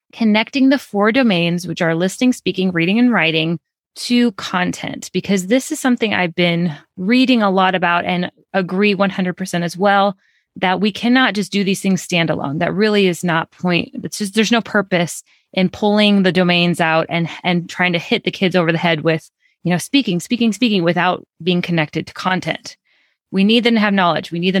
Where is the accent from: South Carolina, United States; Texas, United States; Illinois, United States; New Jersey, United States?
Illinois, United States; Chicago; I'm from Chicago